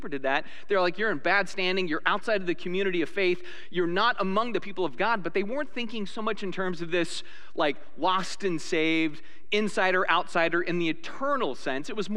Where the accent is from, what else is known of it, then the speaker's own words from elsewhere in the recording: United States; I'm an American